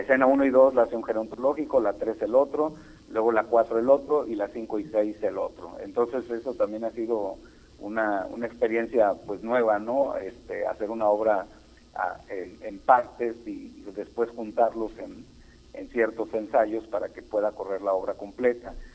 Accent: Guanajuato, Mexico; now in Mexico City, Mexico; yo soy de Guanajuato, pero vivo en el DF

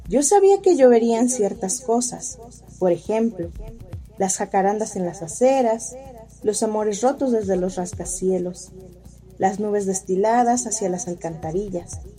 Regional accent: Cuernavaca, Morelos, Mexico; Soy originaria de Cuernavaca, Morelos, y tengo 27 años.

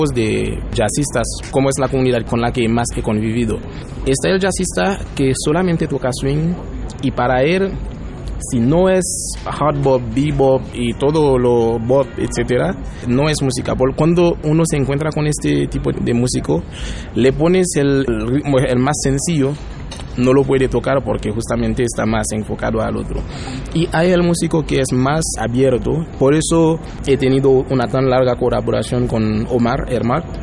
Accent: Mexico

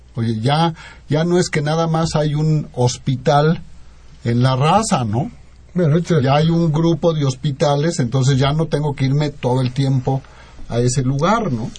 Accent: Mexico; como mexicanos

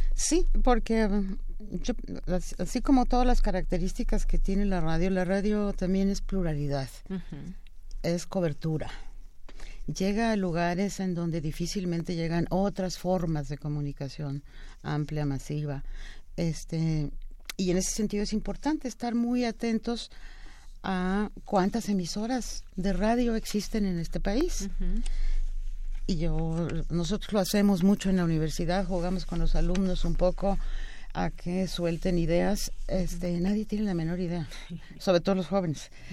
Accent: Mexico; esta gran diversidad que somos los mexicanos

